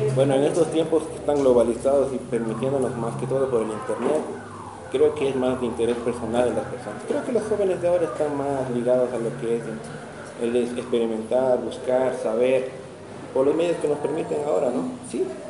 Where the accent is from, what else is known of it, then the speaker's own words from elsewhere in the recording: Cotopaxi, Ecuador; yo soy de aquí de Cotopaxi